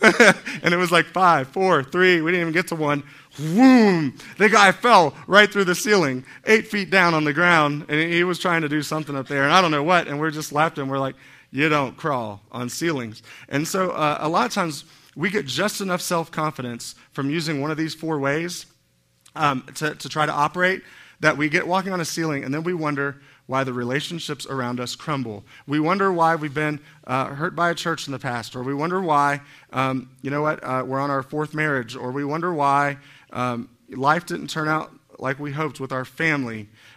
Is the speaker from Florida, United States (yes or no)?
yes; Miami, Florida, United States; Which is funny because I'm from Miami. I thought I would have had a Spanish accent or something.